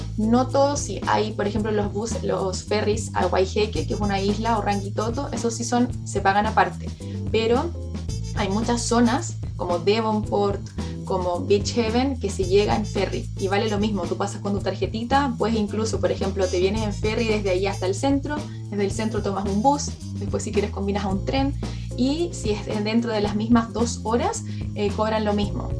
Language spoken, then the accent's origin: Spanish; Chile; moved away as an adult; now in New Zealand; Yo como chilena